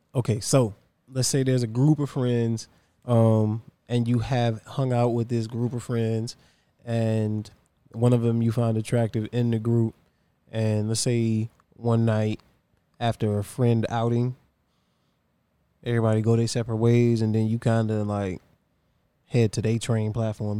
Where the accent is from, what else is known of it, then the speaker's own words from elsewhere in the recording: Virginia, United States; I'm from Virginia